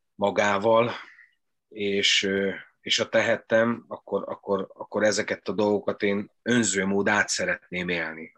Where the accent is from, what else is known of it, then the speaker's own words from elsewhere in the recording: Doboz, Békés, Hungary; ahova én jártam iskolába, dobozza az általános iskolába